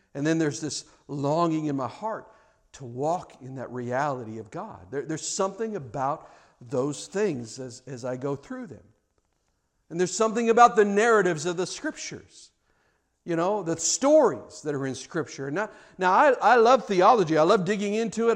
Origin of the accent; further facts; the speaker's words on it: Kansas City, Missouri, United States; I grew up in Kansas City